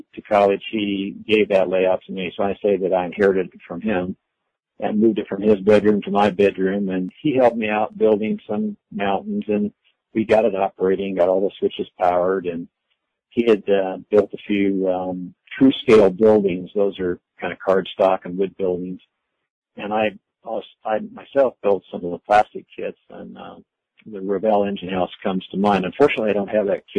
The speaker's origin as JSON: {"language": "English", "region": "Iowa", "country": "United States", "tie": "born or raised there", "also_born_or_lived": "Arkansas / Southern California", "moved": "as an adult", "said": "I grew up in Iowa in the late 40s, stayed in Iowa through the late 60s"}